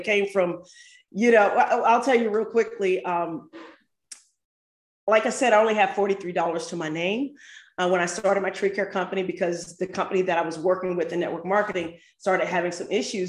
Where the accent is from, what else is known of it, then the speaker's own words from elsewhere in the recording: St. Louis, Missouri, United States; now in Atlanta, United States; I grew up in St. Louis, but moved to Atlanta and started a tree service here in Atlanta